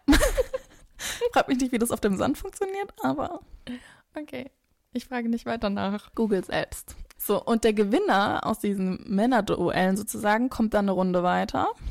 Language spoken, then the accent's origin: German; near Frankfurt, Hesse, Germany; wo ich groß geworden bin, ist in der Nähe von Frankfurt, aber schon eher ländlich gelegen oder dörflich